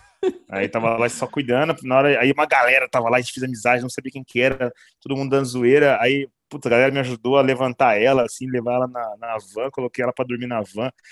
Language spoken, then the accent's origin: Portuguese; São José do Rio Preto, São Paulo, Brazil; lá na minha cidade eu descobri, cara, eu não sabia, em Rio Preto